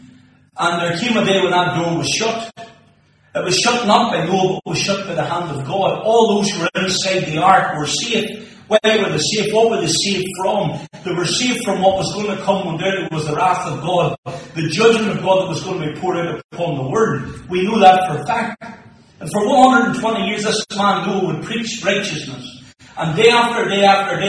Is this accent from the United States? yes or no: no; Moneymore, Northern Ireland, United Kingdom; now in Tobermore, United Kingdom; So I grew up in Moneymore, now live in Tubbermore